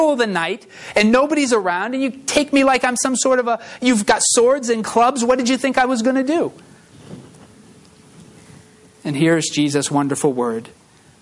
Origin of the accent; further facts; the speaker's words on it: Uxbridge, Massachusetts, United States; I grew up in Uxbridge, Massachusetts